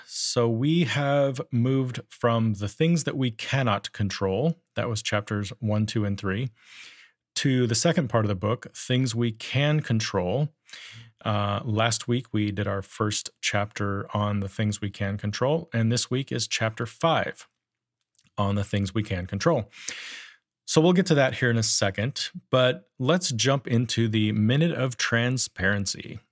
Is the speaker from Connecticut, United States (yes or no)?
no; Powell, Wyoming, United States; I grew up in Powell, Wyoming